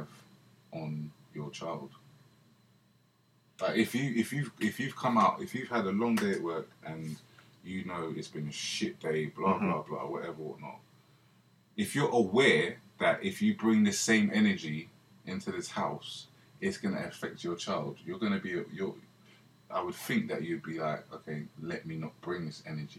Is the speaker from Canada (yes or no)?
no; London, United Kingdom; We grew up in Shepherd's Bush